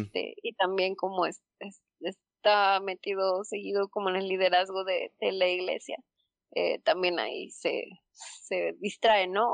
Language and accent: Spanish; Mexico; somos mexicanos y entonces tenemos como cultura católica